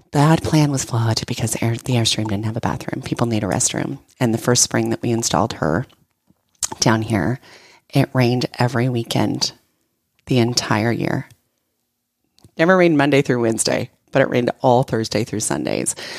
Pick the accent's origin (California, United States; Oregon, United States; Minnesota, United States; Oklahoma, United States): Oregon, United States; now in Texas, United States; I'm from Oregon